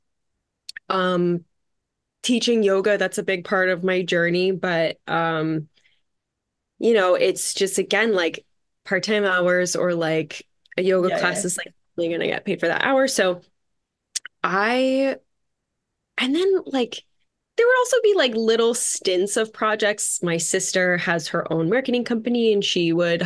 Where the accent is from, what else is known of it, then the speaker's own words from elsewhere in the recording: Red Bank, New Jersey, United States; we were having dinner in Red Bank, New Jersey. That's where I'm from